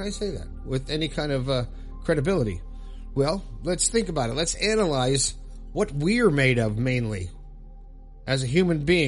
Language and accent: English; Florida, United States; living in Florida, my home state